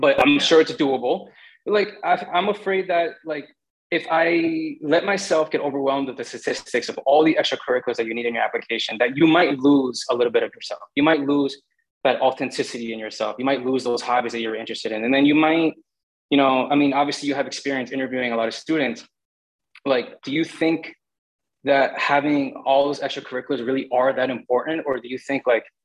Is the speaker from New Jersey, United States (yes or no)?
yes; North Bergen, New Jersey, United States; also born or lived in Bogota, New Jersey; I was born in Jersey City Hospital, but my mom raised me in North Bergen.